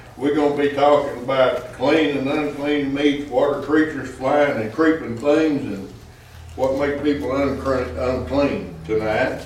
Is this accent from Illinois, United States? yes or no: no; Arkansas, United States; now in Texas, United States; I'm from Arkansas